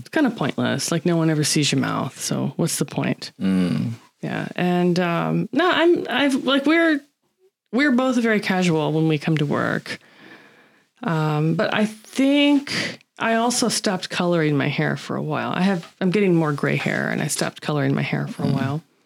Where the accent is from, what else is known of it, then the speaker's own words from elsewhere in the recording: United States; now in Japan; I'm American